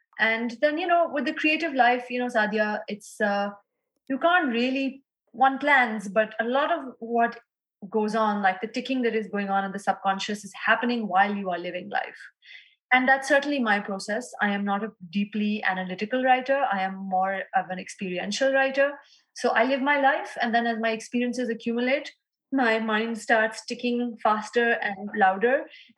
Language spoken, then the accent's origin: English; Lahore, Punjab, Pakistan; And especially in my hometown of Lahore, I hope to do a reading there in the next year.